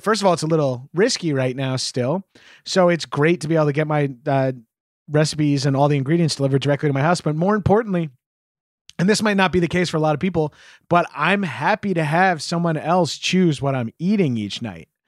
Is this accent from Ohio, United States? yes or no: no; New York, United States; As a New Yorker